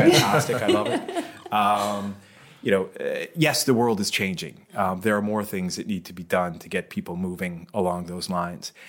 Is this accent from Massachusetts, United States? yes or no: yes; Boston, Massachusetts, United States; moved away as an adult; now in Bermuda; I'm from Boston